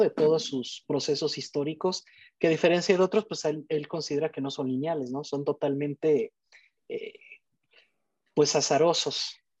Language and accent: Spanish; Morelia, Michoacán, Mexico; soy de México, de la ciudad de Morelia